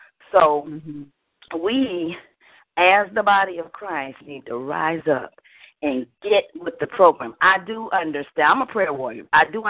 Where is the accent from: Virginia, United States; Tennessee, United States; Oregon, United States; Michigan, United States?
Michigan, United States; Detroit; now in Orlando, United States; I was from Detroit, but I'm in Orlando now, Florida.